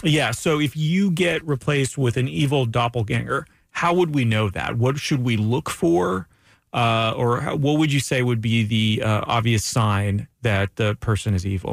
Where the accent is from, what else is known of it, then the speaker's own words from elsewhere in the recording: Ormond Beach, Florida, United States; also born or lived in Orlando; growing up in Ormond Beach